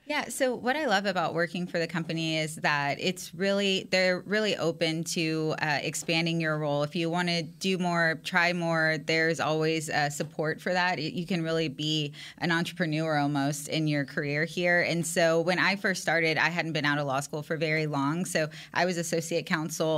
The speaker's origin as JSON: {"language": "English", "town": "San Antonio", "region": "Texas", "country": "United States", "said": "I'm from San Antonio, Texas, which is huge Cowboys country"}